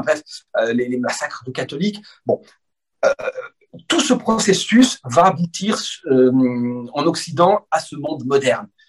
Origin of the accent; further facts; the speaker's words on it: France; je suis né en France